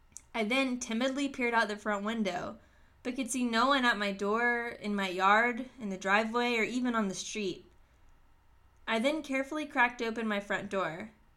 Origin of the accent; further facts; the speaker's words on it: the South, United States; Despite growing up in the South, I never cared for a chicken in my life